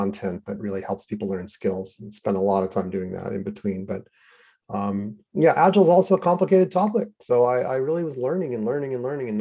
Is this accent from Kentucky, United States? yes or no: no; New York City, New York, United States; I grew up in New York City, which was a true melting pot